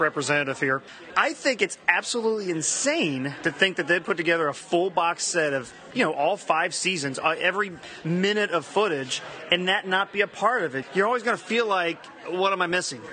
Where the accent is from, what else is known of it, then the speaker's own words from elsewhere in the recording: Ohio, United States; I'm from Ohio